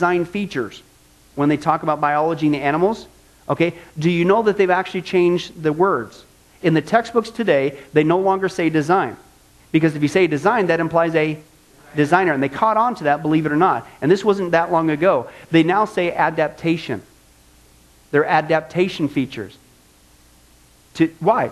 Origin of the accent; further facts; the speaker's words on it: Midwest, United States; I grew up in the Midwest